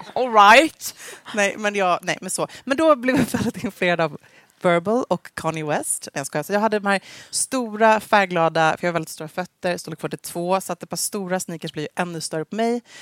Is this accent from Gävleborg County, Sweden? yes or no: yes; Gävle, Gävleborg County, Sweden; jag växte upp då i Gävle hos uh, min härliga familj